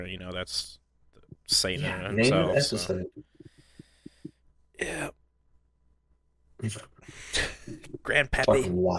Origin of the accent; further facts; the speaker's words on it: Pennsylvania, United States; I'm from Pennsylvania.